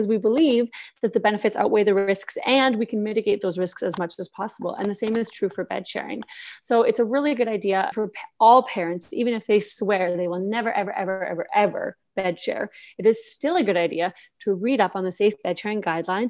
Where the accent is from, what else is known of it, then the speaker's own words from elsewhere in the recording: Canada; moved away as an adult; now in Austria; I'm Canadian. I was born and raised in Canada